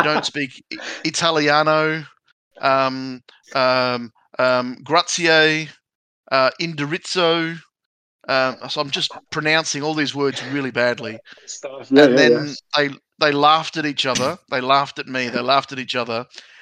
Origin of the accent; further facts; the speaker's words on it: Adelaide, South Australia, Australia; also born or lived in Italy; I was born in Adelaide, but when I was five, I went to Italy